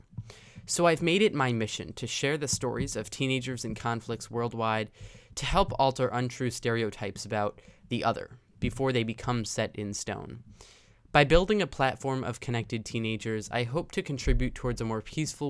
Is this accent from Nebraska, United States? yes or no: no; Chicago, Illinois, United States; I'm 17 and from the Chicago area